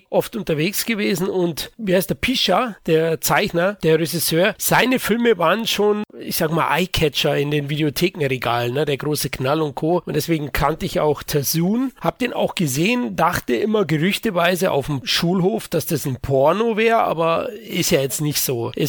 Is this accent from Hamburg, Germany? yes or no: no; Bavaria, Germany; Du weißt ja, als Bayer aussprechungstechnisch hätte ich mir das schwer getan.